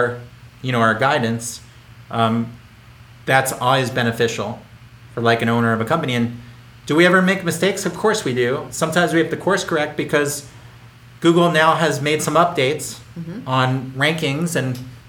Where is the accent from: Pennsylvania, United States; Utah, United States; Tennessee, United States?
Pennsylvania, United States; Philadelphia; I grew up in Philadelphia